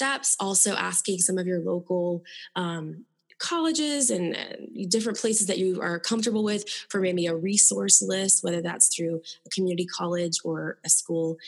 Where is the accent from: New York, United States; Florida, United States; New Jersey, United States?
Florida, United States; I'm from Florida